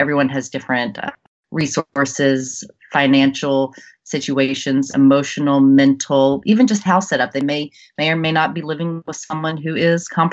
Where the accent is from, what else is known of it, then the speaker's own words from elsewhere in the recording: Jackson, Mississippi, United States; moved away as an adult; also born or lived in New York City; I grew up in Jackson, Mississippi